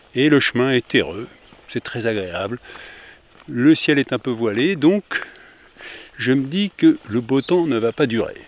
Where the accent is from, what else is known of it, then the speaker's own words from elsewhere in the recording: Paris suburbs, Île-de-France, France; Je suis de la banlieue parisienne